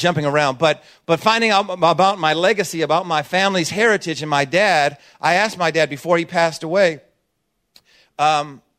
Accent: Oakland, California, United States; we're from Oakland

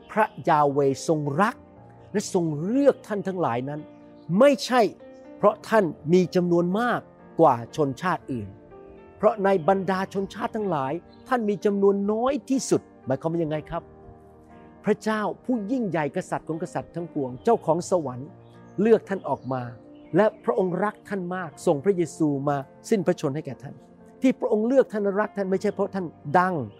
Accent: Thailand; moved away as an adult; now in United States; ผมเป็นคนไทย

